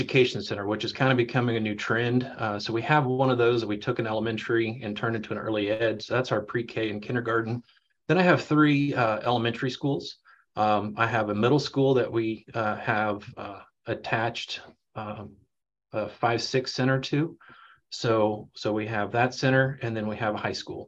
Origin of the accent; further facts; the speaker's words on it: Leavenworth, Kansas, United States; I'm a born and raised in Leavenworth, went to school in the district that I work